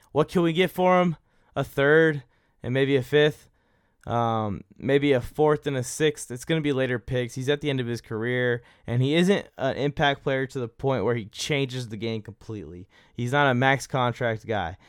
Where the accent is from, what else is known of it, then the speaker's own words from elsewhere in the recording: California, United States; I'm from California.